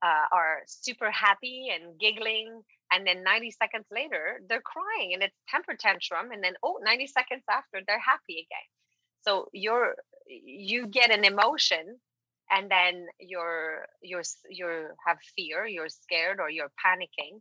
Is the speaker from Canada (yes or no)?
yes; Quebec, Canada; first language French; English is a second language; moved away; I am French from Quebec, and I've been working in English mostly since I've built my business